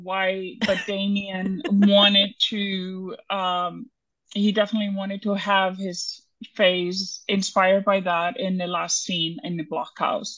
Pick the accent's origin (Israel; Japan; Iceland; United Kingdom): Iceland; moved away; I'm from Iceland